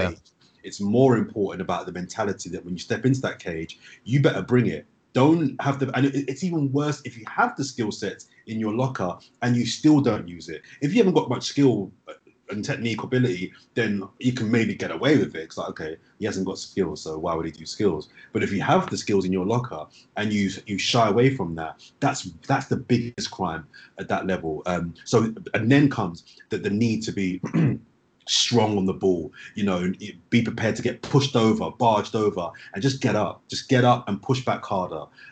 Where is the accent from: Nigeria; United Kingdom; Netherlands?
United Kingdom; London; growing up in South London